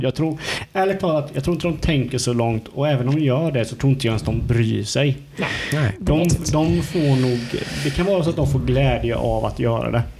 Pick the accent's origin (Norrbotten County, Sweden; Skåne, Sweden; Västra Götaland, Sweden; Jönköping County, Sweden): Jönköping County, Sweden; Hult; vi från Hult där jag är ifrån. Det är ju eh, grannsamhälle från Eksjö